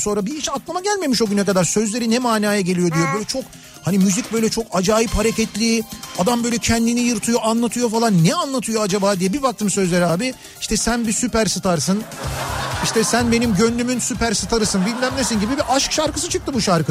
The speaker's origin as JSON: {"language": "Turkish", "region": "Istanbul", "country": "Turkey", "tie": "born or raised there", "said": "Yoktu bizim orada"}